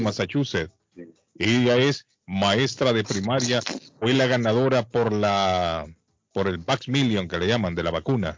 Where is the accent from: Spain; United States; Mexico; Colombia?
Colombia; Soy colombiano